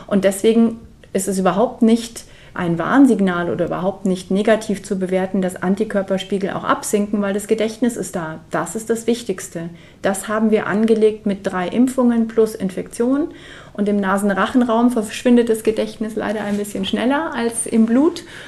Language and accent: German; Munich, Bavaria, Germany; in München gesammelt haben in meiner Heimatstadt